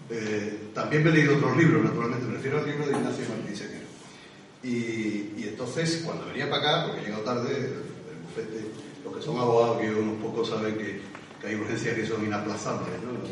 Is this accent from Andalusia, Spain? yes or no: yes; Seville, Andalusia, Spain; como casi todos los sevillanos, yo